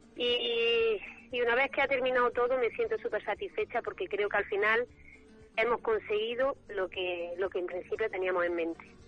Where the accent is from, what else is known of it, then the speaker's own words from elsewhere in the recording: Villacarrillo, Andalusia, Spain; mi pueblo